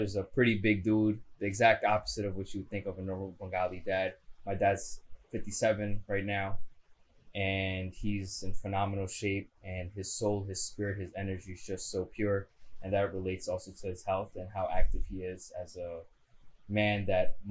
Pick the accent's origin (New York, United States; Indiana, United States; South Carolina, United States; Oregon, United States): New York, United States; New York City; I was born and raised in Astoria